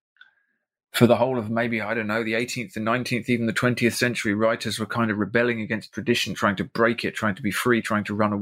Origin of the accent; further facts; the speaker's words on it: South East England, United Kingdom; moved away as an adult; now in Ireland; The place that I do come from is now a giant suburb in the southeast of England that I can't bear to live